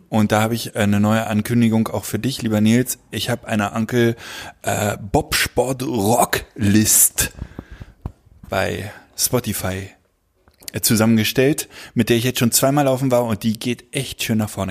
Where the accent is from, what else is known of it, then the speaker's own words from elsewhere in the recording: Berlin, Germany; ich bin ja Berliner und ich bin auch in der Nähe eines ähm, einer Siedlung, einer, eines Ghettos groß geworden